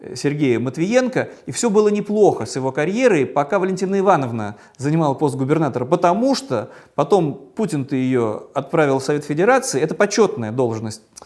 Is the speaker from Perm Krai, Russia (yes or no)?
no; Saint Petersburg, Russia; в моем родном Петербурге